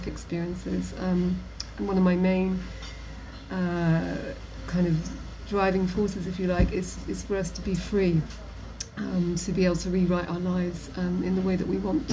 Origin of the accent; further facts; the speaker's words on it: Nottingham, East Midlands, United Kingdom; I grew up in Nottingham with a loving father and mother